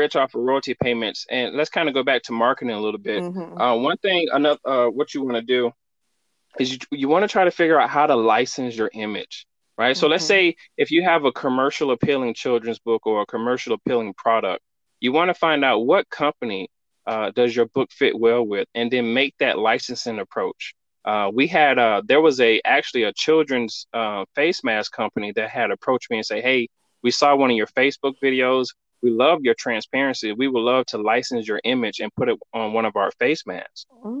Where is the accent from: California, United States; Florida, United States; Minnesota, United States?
Florida, United States; now in Northwest Arkansas, United States; I came from Florida to Northwest Arkansas, where Walmart's headquarters is in Bentonville.